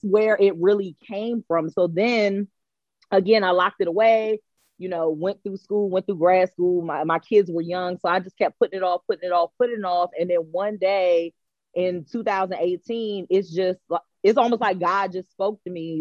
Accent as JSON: {"language": "English", "area": "Prince George's County", "region": "Maryland", "country": "United States", "tie": "born or raised there", "said": "I was born and raised in Prince George's County"}